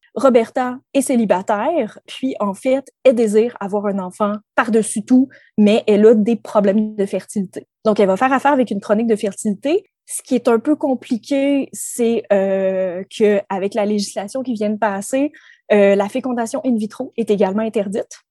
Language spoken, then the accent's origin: French; Quebec, Canada; en tant que Québécois